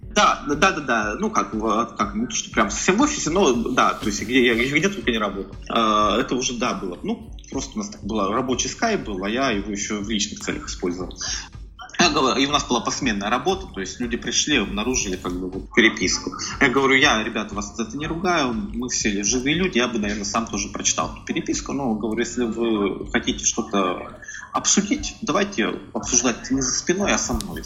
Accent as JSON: {"language": "Russian", "town": "Tyumen", "region": "Tyumen Oblast", "country": "Russia", "tie": "born or raised there", "moved": "as an adult", "lives_now": "Saint Petersburg, Russia", "said": "я здесь э, родился в Петербурге, но э, долгое время, опять же, по семейным обстоятельствам я жил в Тюмени. То есть там же я вырос, учился в университете и приехал в Петербург только в 2010 году."}